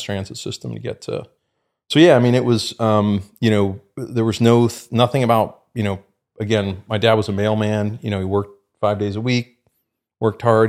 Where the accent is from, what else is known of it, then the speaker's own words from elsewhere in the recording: the Bay Area, California, United States; I grew up in California and, you know, the Bay Area